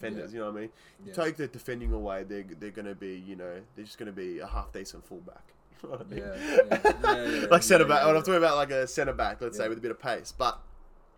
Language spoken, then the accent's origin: English; Australia; I'm Aussie